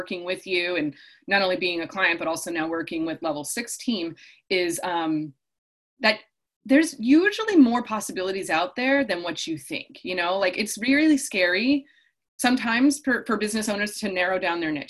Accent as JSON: {"language": "English", "town": "Chicago", "region": "Illinois", "country": "United States", "tie": "born or raised there", "also_born_or_lived": "Indiana", "moved": "as an adult", "lives_now": "California, United States", "said": "I grew up in the Midwest. I grew up in Chicago, went to school in Indiana"}